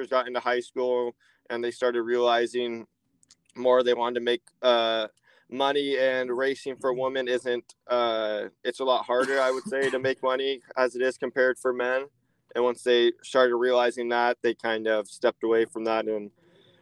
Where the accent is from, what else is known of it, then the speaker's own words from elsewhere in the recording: Hollister, California, United States; I'm from Hollister, California, born and raised